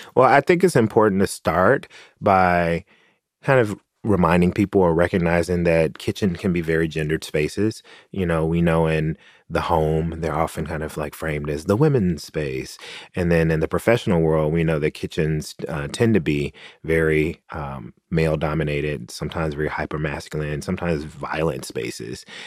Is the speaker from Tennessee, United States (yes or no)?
yes; Tennessee, United States; moved away; my home state of Tennessee